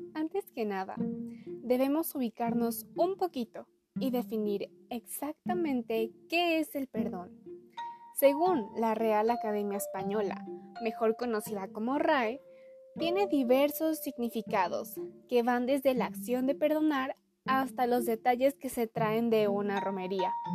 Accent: Puebla, Mexico; Tengo 17 años, nací en Puebla y estudio en el Instituto Oriente.

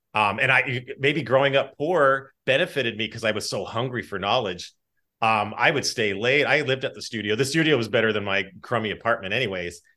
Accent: Los Angeles, California, United States; my hometown of North Hollywood

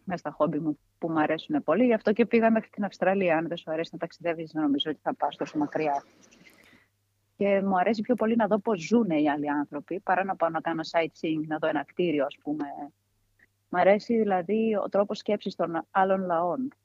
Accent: Komotini, East Macedonia and Thrace, Greece; also born or lived in Maroneia; εδώ η περιοχή ήμασταν και 500 χρόνια κάτω από του Τούρκου

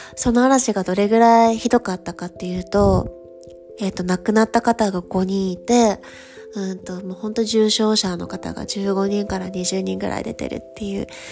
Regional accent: Japan; moved away as an adult; now in Paris, France; 日本人だよ

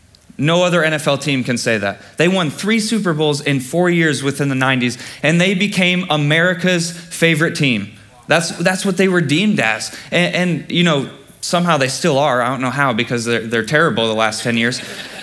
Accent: Michigan, United States; now in Alabama, United States; I'm from Michigan

